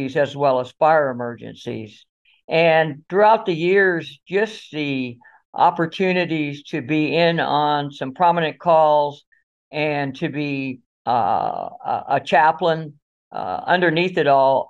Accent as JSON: {"language": "English", "region": "South Florida", "country": "United States", "tie": "born or raised there", "said": "I was born and raised here in South Florida"}